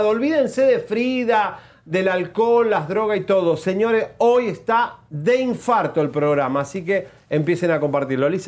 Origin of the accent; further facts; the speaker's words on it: United States; Elisa y yo somos